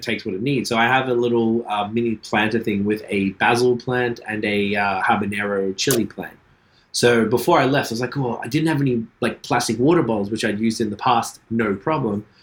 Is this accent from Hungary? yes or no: no; Australia; moved away as an adult; I'm from Australia.